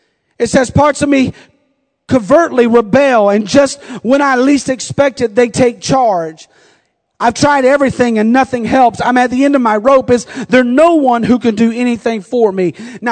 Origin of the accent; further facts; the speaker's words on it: the South, United States; accent: southern; I feel like I've lost my southern accent. I don't hear it anymore.